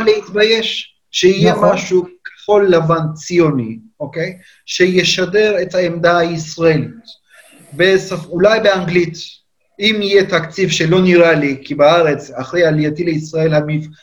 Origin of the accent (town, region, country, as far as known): Turkey; born or raised there; Hebrew is a second language; moved away as an adult; now in Israel